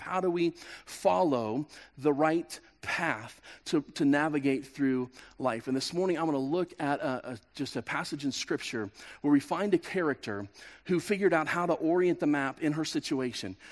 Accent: Kansas, United States; moved away as an adult; I'm from Kansas

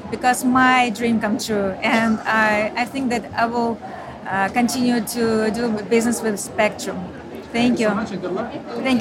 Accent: Ukraine; moved away as an adult; now in Austin, United States; because I'm from Ukraine.

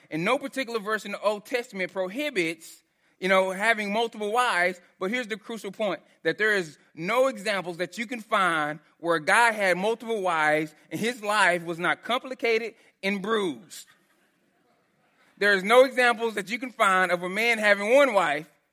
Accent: Texas, United States; so I grew up in Texas

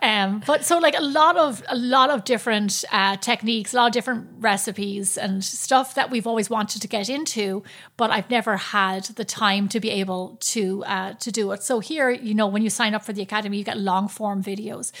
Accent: Ireland; growing up in Ireland

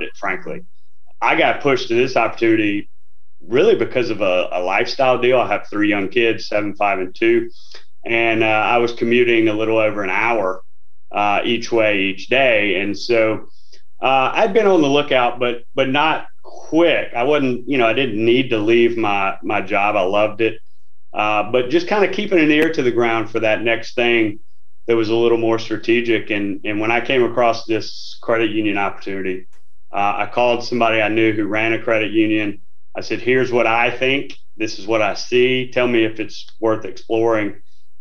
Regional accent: Northeast Louisiana, United States; I'm from Northeast Louisiana

